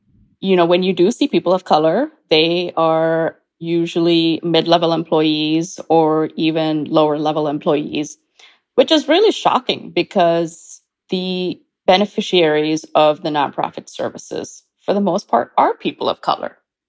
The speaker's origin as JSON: {"language": "English", "country": "India", "tie": "born or raised there", "also_born_or_lived": "Kuwait / Canada", "lives_now": "United States", "said": "I was born in India, and I am an Indian Canadian who's about to become an American. I've lived in 4 different countries. I grew up in India, Kuwait, Canada, and the US."}